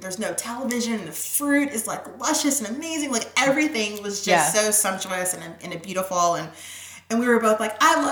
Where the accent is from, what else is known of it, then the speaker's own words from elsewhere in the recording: Georgia, United States; moved away as an adult; now in New York, United States; I'm originally from Georgia